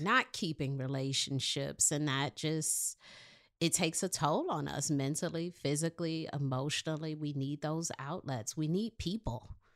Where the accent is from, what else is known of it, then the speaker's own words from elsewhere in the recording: Detroit, Michigan, United States; I'm from Detroit